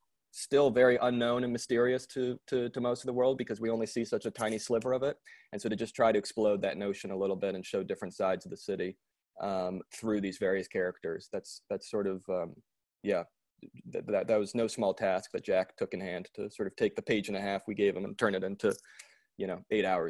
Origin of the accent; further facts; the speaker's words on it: Paris, Île-de-France, France; I have a lot of family in Paris. I grew up partly in Paris.